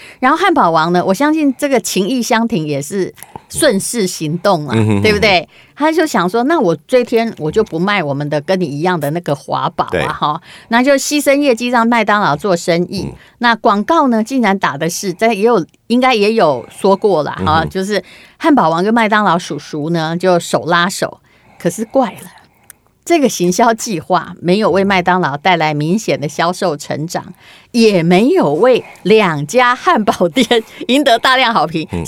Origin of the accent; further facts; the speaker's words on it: Taiwan; accent: Taiwanese Mandarin; 因为我的台湾国语可能大家比较容易接受。